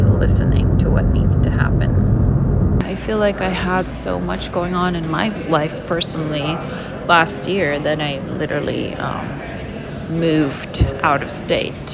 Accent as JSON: {"language": "English", "country": "Lebanon", "moved": "as an adult"}